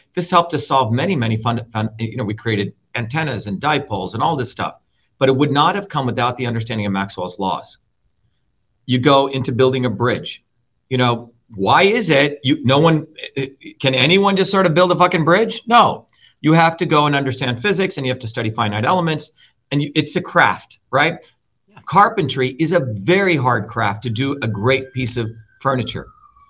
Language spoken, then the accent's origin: English; Mumbai, Maharashtra, India; In Bombay, okay? India.